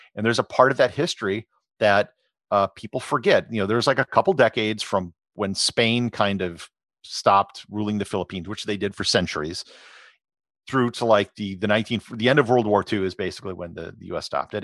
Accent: Wisconsin, United States; I grew up in Wisconsin.

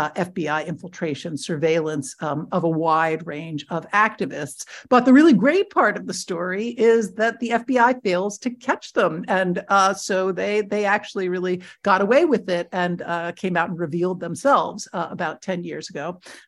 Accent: near Media, Pennsylvania, United States; a very small regional office in Media, Pennsylvania, which actually happens to be right next to my hometown.

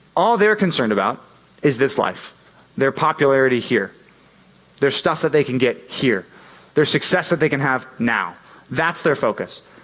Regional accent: United States; Always been in America. I'd never gone out of the country.

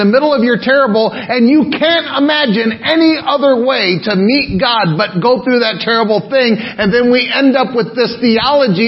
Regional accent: Pearl City, Hawaii, United States; from Pearl City

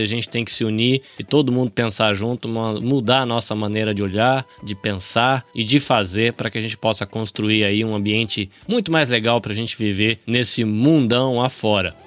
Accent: Brazil; now in Japan; Mas na minha cabeça, como brasileiro

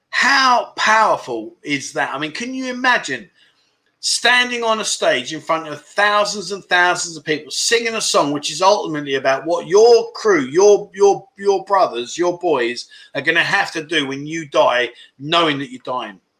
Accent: Wales, United Kingdom; I'm from South Wales.

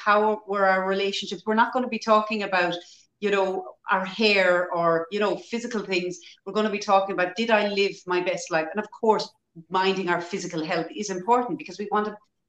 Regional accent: Ireland; in Ireland, our historically as Irish people, we were always very poor

